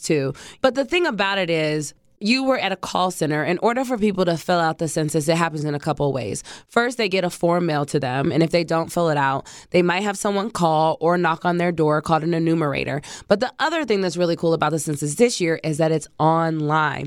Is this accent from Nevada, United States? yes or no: no; Ohio, United States; moved away as an adult; also born or lived in Brooklyn, New York; now in Washington, D.C., United States; We're from Ohio.